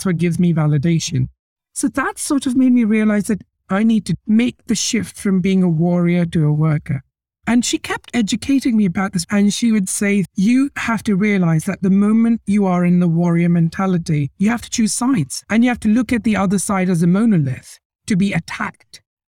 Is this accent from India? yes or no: yes; India; moved away as an adult; now in Canada; I was born in India. My father's born in India, but his father was born in Pakistan